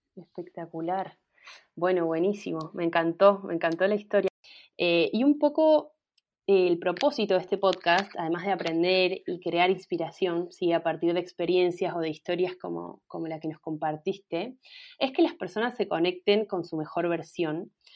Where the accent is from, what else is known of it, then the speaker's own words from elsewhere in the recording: Mendoza, Argentina; now in Córdoba, Argentina; yo soy de Mendoza, pero vivo en Córdoba